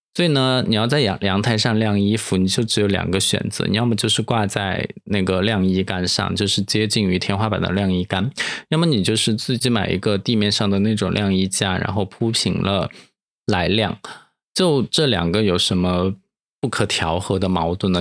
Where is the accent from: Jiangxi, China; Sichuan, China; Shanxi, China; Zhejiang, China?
Sichuan, China; Dujiangyan; now in Sanya, China; 我来自成都旁边的卫星成都这样验尸